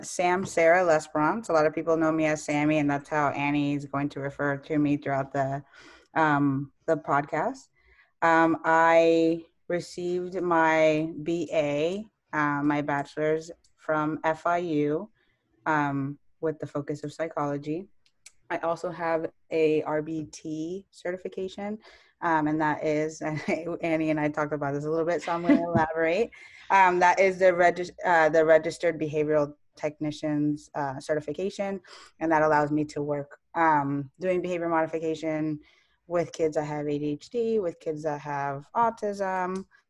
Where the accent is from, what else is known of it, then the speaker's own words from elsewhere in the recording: Costa Rica; born there; I was born in Costa Rica. My parents were doing medical school there.